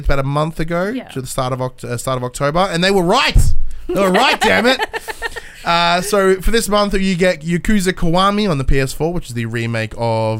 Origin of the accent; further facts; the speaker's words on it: Australia; Like, we're Australian.